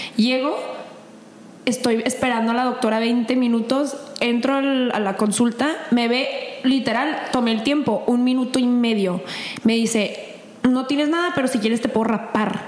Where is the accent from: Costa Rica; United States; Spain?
United States; El Paso, Texas; moved away; also born or lived in Ciudad Juárez; llegando al paso de, de donde soy